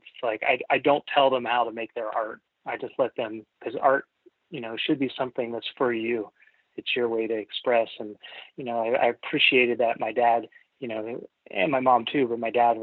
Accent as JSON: {"language": "English", "region": "Ohio", "country": "United States", "tie": "born or raised there", "also_born_or_lived": "New York", "moved": "as an adult", "lives_now": "Seattle, United States", "said": "out of Ohio and move to New York"}